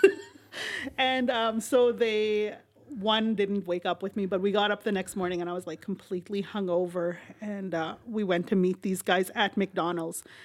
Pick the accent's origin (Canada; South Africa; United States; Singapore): Canada; Saskatchewan; moved away; I grew up, uh, majority of my life on the reserve in Saskatchewan.